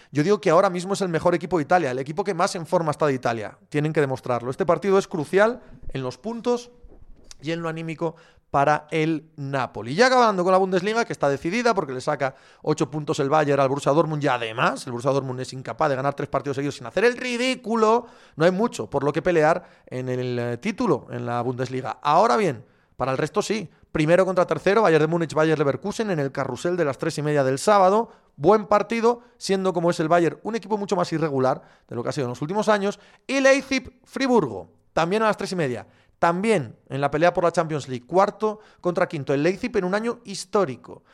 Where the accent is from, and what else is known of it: Gijón, Asturias, Spain